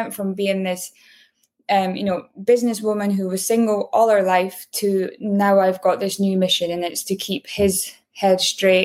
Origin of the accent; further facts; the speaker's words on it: Aberdeen, Scotland, United Kingdom; moved away; where I grew up in Aberdeen, it was the oil and gas capital of Europe.